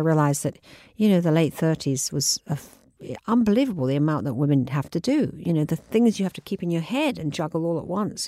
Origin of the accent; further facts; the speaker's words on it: England, United Kingdom; moved away as an adult; now in New York, United States; I'm a English girl. I mean, I lived here until I was thirty